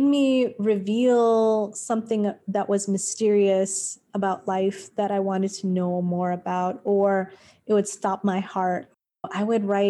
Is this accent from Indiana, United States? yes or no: no; Long Beach, California, United States; moved away as an adult; also born or lived in Highland Park, Los Angeles; I grew up in Highland Park, which is in Northeast L.A. Then I grew up in Long Beach until I was 18. I moved when I was 10.